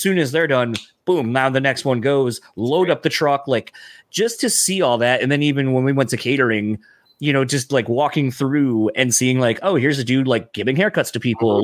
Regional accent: East Coast, United States; I'm from the East Coast

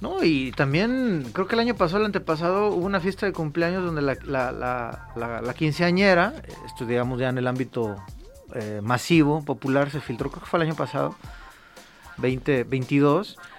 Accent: Mexico; como somos los mexicanos

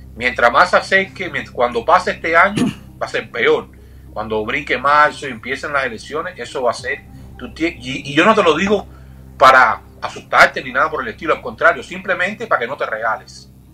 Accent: Cuba; como cubano

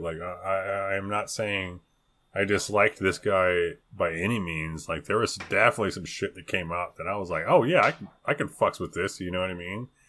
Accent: California, United States; accent: Californian; I never knew there was a Californian accent

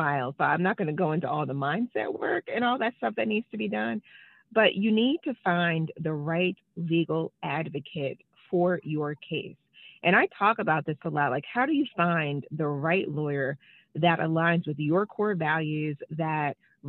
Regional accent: New York, United States; moved away as an adult; now in Washington, D.C., United States; I'm originally from New York, born and raised, but I've been in D.C. for a really long time.

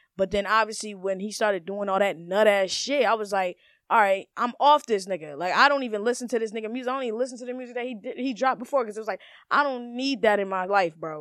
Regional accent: Maryland, United States; I'm from Maryland

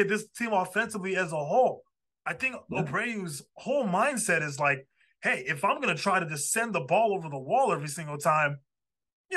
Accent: Chicago, Illinois, United States; We're all from Chicago

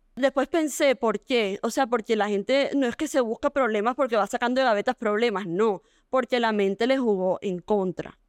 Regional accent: Barranquilla, Atlántico, Colombia; nací en Barranquilla, de la misma época que Marce

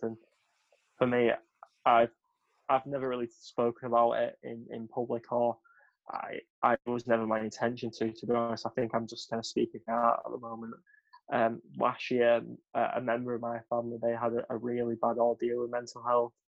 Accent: West Thornton, North West England, United Kingdom; I'm actually from West Thornton

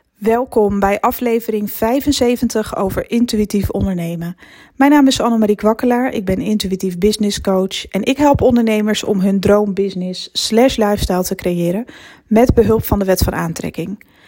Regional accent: Netherlands; naar mijn geboortedorp terug fietsen vanaf het station. Het was eigenlijk altijd dezelfde weg. Onder het tunneltje door en dan zo hup naar Rithum. Zo heet het dorpje waar ik vandaan kom

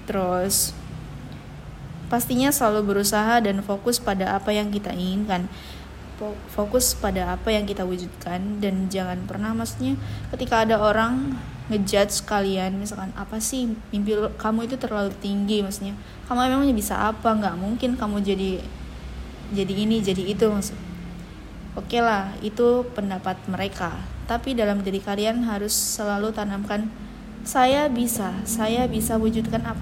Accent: Tasikmalaya, West Java, Indonesia; now in Ternate, Indonesia; Saya berasal dari Tasikmalaya, eh, terlahir dari keluarga sederhana sebagai anak tunggal.

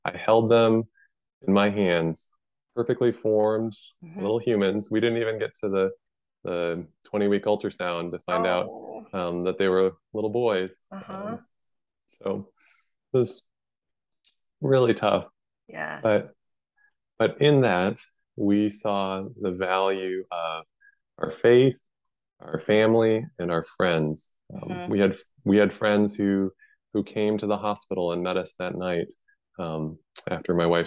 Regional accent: Midwest, United States; moved away; I'm from the Midwest where it's very flat

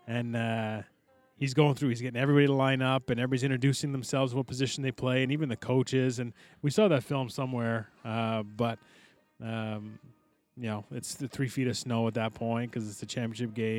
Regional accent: Aylmer, Quebec, Canada; we grew up in Elmer

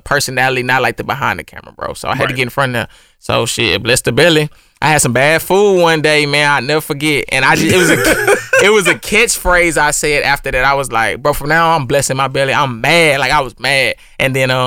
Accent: Missouri City, Texas, United States; I'm born and raised in Houston, Mo City, Ridgemont 4

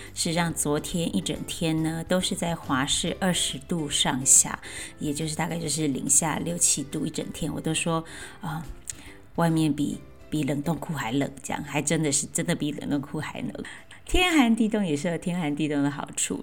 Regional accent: Chiayi, Chiayi City, Taiwan; 我是在嘉义的乡下长大，当时，呃，虽然那，还算是嘉义市，但其实已经很偏僻

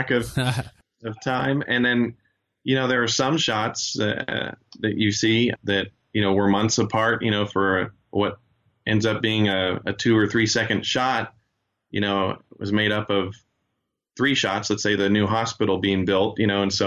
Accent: Joplin, Missouri, United States; also born or lived in Chile; Joplin is my hometown, growing up in high school and college, and even now, I work in Joplin

